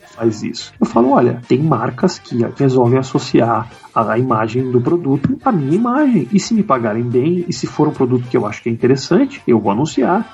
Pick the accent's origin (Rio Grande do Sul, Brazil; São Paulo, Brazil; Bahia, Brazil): Rio Grande do Sul, Brazil; Porto Alegre; moved away as an adult; eu saí de Porto Alegre por causa da internet. Eu lá produzia, fazia as coisas com o Maurício, com os meus amigos e tudo mais